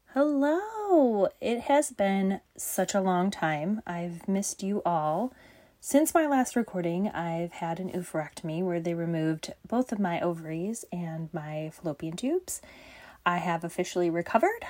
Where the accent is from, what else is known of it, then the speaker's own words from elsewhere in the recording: Michigan, United States; Michigan on it, uh, my home state